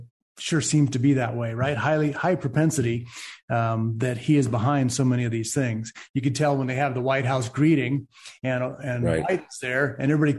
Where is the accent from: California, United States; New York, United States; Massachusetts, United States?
California, United States; where are you from? I say, California